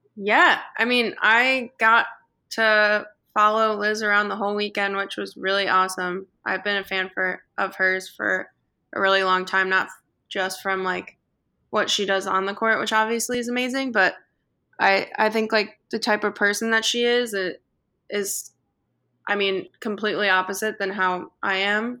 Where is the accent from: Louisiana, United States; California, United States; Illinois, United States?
Illinois, United States; Chicago; I grew up watching the Bulls because I'm from Chicago